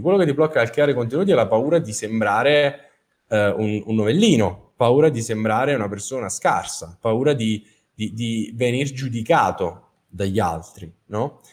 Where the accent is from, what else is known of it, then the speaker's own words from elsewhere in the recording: Capua, Campania, Italy; also born or lived in Naples; Sono a Capua, eh, la mia città natale, dove ho vissuto per la maggior parte della mia vita